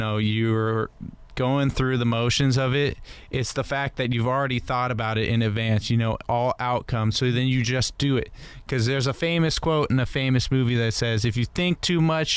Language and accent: English; United States; I'm really proud as an American to go over to the British Open